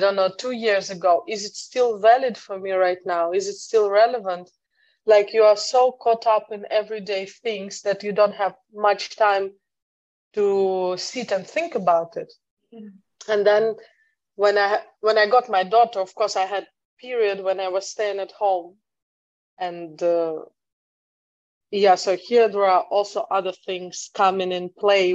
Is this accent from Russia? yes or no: yes; Russia; moved away as an adult; also born or lived in United Kingdom; now in Netherlands; So I'm originally from Russia. I'm living abroad for the last 10 years almost.